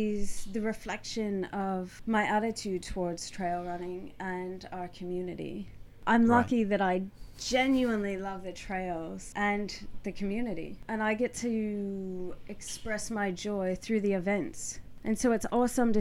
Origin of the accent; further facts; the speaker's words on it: United States; now in Perth, Australia; I'm originally from the US and was in the military before